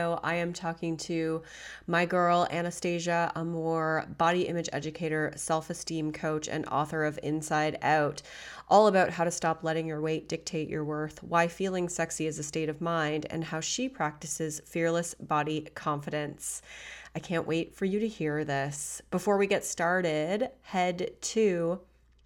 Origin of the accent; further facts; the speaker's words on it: Canada; I'm Canadian, we have our own dialect too